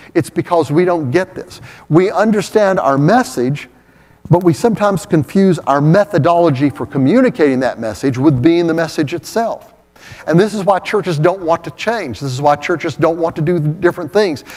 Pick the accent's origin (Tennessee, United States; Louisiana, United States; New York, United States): Tennessee, United States; Oak Ridge; that little church I grew up in in Oak Ridge